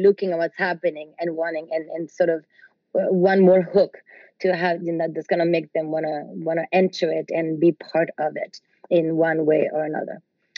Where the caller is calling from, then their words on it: Southern Italy, Italy; I'm calling here from Italy